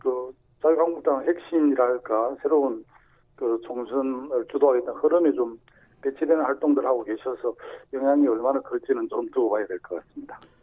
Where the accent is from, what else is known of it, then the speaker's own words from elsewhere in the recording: Sacheon, South Gyeongsang, South Korea; 제 고향인 그 경남 사천 하동남에도